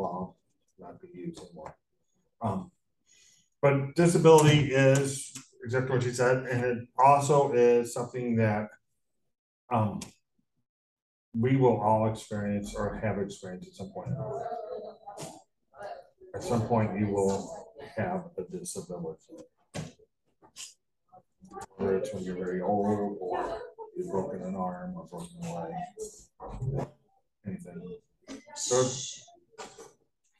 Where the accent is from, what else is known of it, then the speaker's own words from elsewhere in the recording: St. Louis, Missouri, United States; moved away; I'm from Missouri